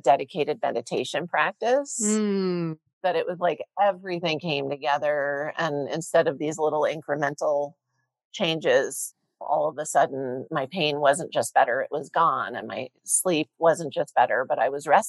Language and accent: English; New Jersey, United States; I grew up in Jersey.